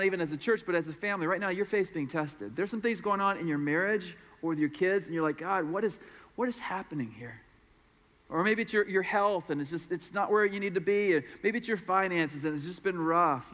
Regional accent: Florida, United States; I'm from Florida, where it's like 95 degrees and 100% humidity

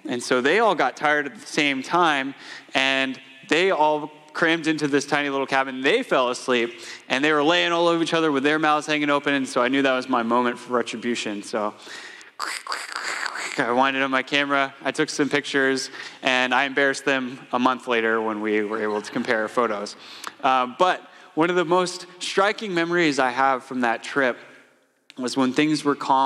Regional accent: Atlanta, Georgia, United States; moved away as an adult; my wife Casey and I moved up here from Atlanta, Georgia 5 years ago, and that's where we grew up.

